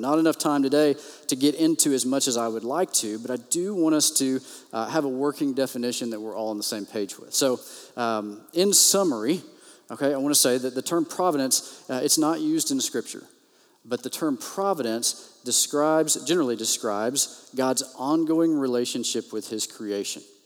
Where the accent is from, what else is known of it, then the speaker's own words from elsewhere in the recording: Texas, United States; I grew up in the Bible Belt, Bible Belt, Texas